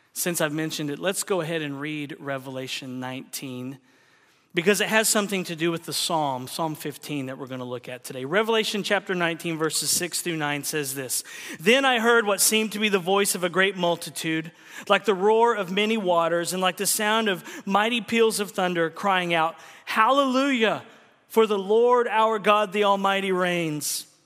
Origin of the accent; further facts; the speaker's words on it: Oklahoma, United States; moved away; also born or lived in Texas / California; my home state of Oklahoma